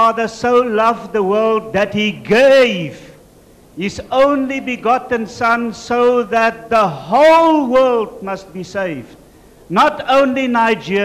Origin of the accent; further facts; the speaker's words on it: South Africa; I'm from South Africa